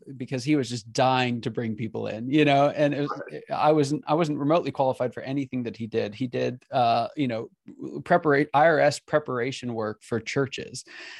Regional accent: Pennsylvania, United States; also born or lived in California / Kansas City; now in Atlanta, United States; I was born in California, grew up in Pennsylvania, went to school in Kansas City, and I live in Atlanta.

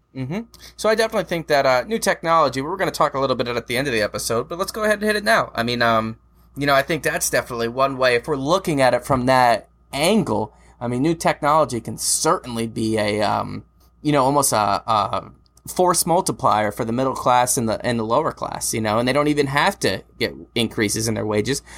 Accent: United States

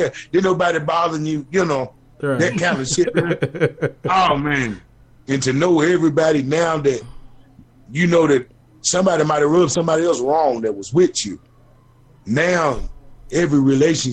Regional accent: Bowling Green, Kentucky, United States; I come from Bowling Green

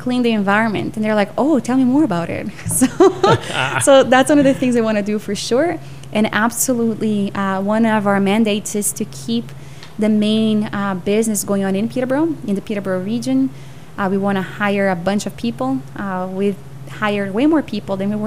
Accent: São Paulo, Brazil; now in Canada; I grew up in São Paulo, which is a huge city

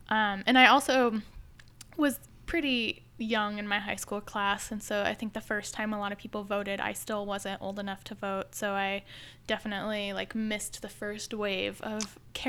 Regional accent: Midwest, United States; also born or lived in Chicago; now in Washington, D.C., United States; So I am from the Midwest. I don't have much of a home base that is longer than living somewhere for about 6 years, but before I moved to Washington, D.C., I was in Chicago, so maybe a Chicagoan.

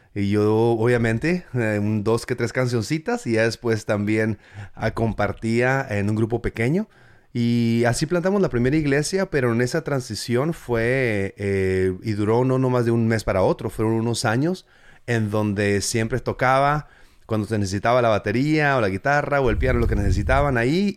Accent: Mexico; now in United States; yo soy mexicano, mexican 100%, ¿me entiendes? O sea, yo, soy, yo crecí allá

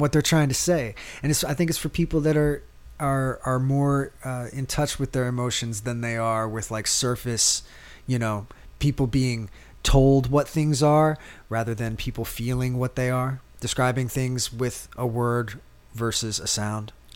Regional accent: East Coast, United States; now in New Orleans, United States; I grew up on the East Coast

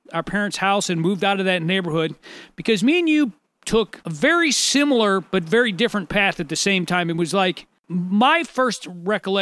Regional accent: St. Louis, Missouri, United States; We both grew up in St. Louis

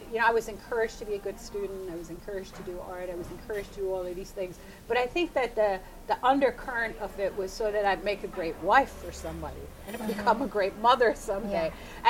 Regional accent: Iran; When I grew up in Iran, I went to school with boys, which is impossible now. We went swimming in the Caspian Sea with my father and my brothers.

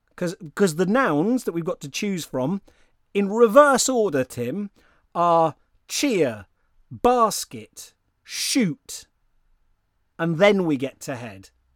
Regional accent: United Kingdom; I'm a British person

